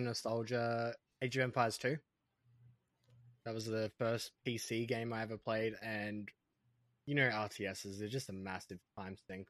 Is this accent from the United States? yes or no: no; Australia; as an Australian